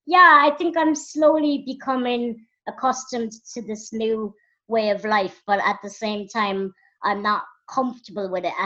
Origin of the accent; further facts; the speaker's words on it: Minsk, Belarus; born there; I was born in Minsk in Belarus, which is in Russia